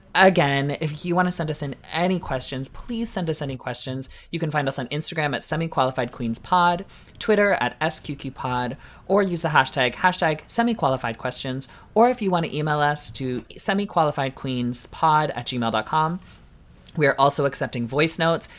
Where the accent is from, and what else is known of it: Canada